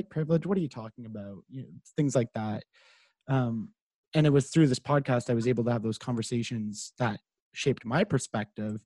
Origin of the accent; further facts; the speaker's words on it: Carleton Place, Ontario, Canada; moved away; I'm from Carleton Place. So it's not far from Ottawa